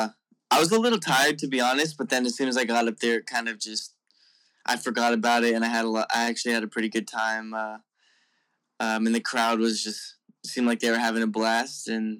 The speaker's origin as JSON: {"language": "English", "town": "Bakersfield", "region": "California", "country": "United States", "tie": "born or raised there", "moved": "yes", "said": "I was born in Bakersfield."}